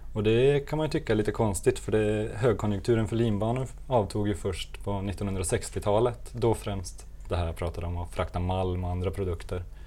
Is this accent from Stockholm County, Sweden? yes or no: no; Gothenburg, Västra Götaland, Sweden; vi här i Göteborg